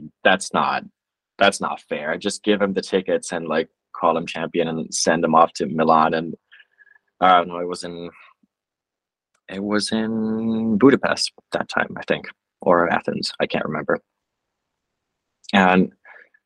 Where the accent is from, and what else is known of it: Finland